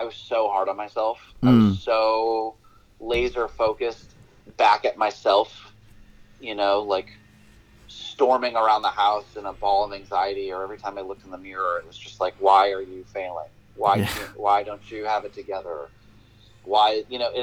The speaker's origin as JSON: {"language": "English", "region": "New England", "country": "United States", "tie": "born or raised there", "also_born_or_lived": "Nashville / Portland, Maine", "said": "I was born and raised in New England."}